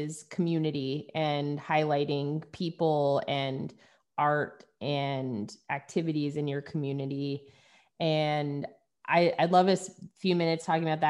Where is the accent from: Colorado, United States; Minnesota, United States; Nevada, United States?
Nevada, United States; Reno; moved away as an adult; I was in Reno all the way through college